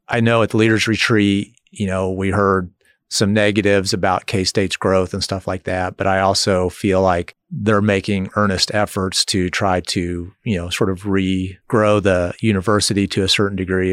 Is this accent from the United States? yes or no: yes; Lenexa, Kansas, United States; moved away as an adult; now in Manhattan, United States; Lenexa, Overland Park area is where I grew up